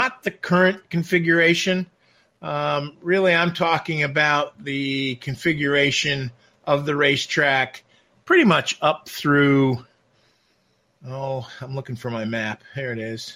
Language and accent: English; Watkins Glen, New York, United States; I was lucky enough to spend the formative years of my life growing up in Watkins Glen, New York, actual graduate of Watkins Glen High School.